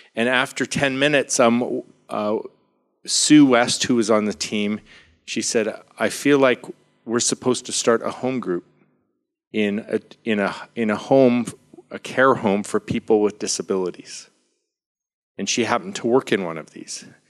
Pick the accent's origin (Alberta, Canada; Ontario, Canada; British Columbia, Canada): British Columbia, Canada; Vancouver; I'm from Vancouver, Canada